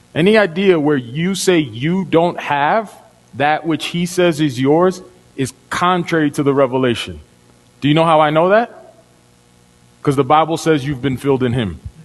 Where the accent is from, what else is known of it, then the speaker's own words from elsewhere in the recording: Dominican Republic; moved away; I'm from Dominican Republic. When I was a kid, we redeemed bottles. So the street I lived on, the street that my family home is on